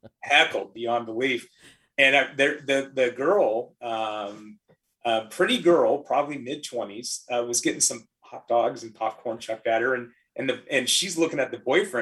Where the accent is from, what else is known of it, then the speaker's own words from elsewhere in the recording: Vancouver, Washington, United States; oh, we're from Vancouver, Washington.